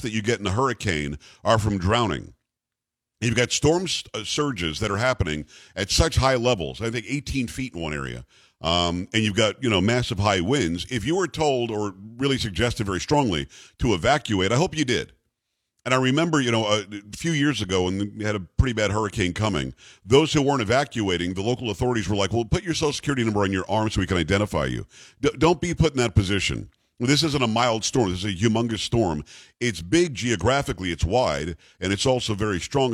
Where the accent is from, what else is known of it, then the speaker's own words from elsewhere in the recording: South Florida, United States; moved away; I grew up in South Florida